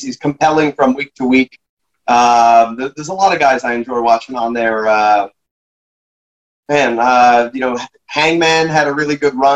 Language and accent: English; Canada